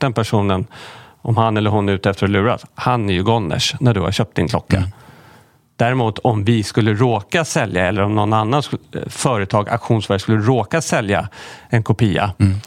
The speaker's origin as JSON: {"language": "Swedish", "country": "Sweden"}